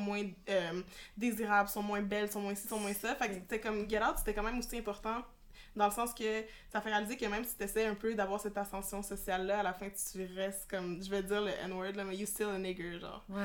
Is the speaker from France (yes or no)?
no; Quebec, Canada; même si on a grandi au Québec